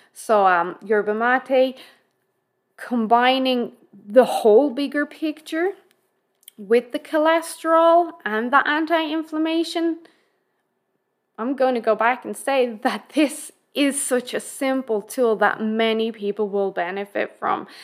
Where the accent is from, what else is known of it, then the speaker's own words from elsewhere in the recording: Ireland; being Irish